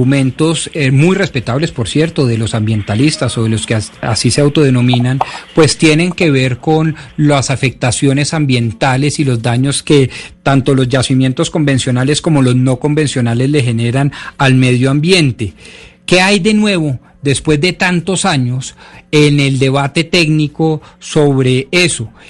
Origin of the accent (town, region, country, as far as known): Colombia